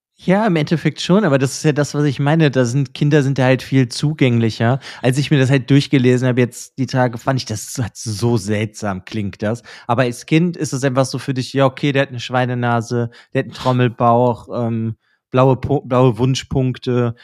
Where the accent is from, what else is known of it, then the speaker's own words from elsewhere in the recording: Germany; bei uns in Deutschland